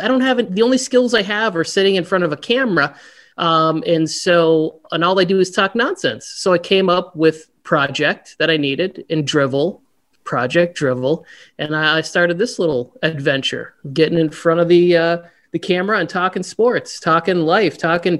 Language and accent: English; Upper Michigan, United States; moved away as an adult; now in California, United States; I'm originally from Upper Michigan, called the Uper up there, way up by Canada. Came out to California close to 20 years ago now